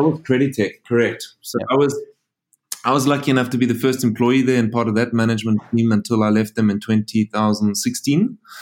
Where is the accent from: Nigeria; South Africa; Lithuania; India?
South Africa; moved away; also born or lived in Frankfurt; I'm a South African. If you're asking where the funny accent's from